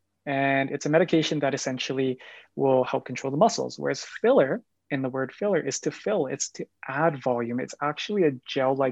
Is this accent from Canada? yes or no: yes; Calgary, Alberta, Canada; also born or lived in Japan; I'm Born and raised in Calgary. I did my schooling here in Calgary, so I'm a local